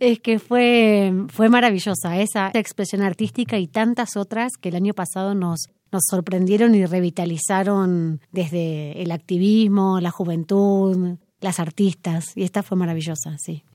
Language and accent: Spanish; Argentina; soy argentina, abogada